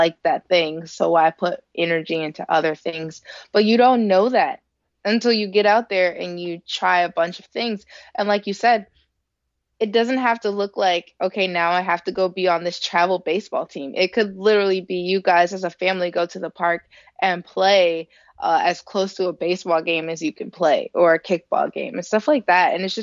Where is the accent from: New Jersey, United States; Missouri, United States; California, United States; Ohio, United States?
Ohio, United States; Elyria; I grew up in Ohio. I'm from Elyria, Ohio, which is a little city about 20 minutes west of Cleveland in good traffic